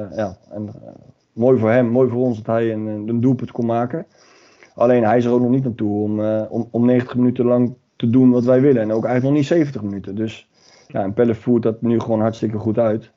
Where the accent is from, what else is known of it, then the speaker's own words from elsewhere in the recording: The Hague, South Holland, Netherlands; Ik kom uit Den Haag